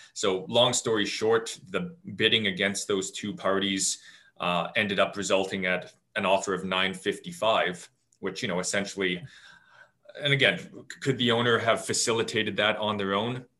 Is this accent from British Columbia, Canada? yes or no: yes; Lake Country, British Columbia, Canada; I grew up out in Lake Country, lived right across from a farm.